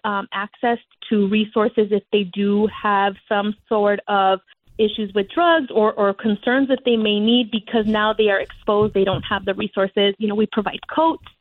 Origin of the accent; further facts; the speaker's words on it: Bay Area, California, United States; moved away as an adult; now in Minnesota, United States; I'm originally from the Bay Area, mm-hmm. from California